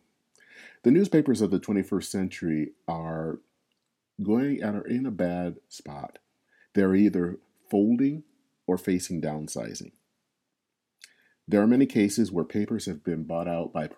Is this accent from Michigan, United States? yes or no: yes; Flint, Michigan, United States; in my hometown of Flint, Michigan. I was a junior in high school